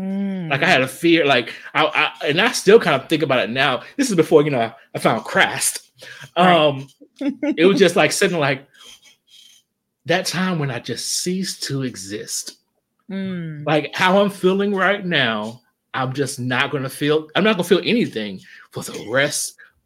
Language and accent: English; Kinston, North Carolina, United States; I kind of grew up in the south. Even though I'm from Kinston, my dad was in the military, so he just moved around a lot.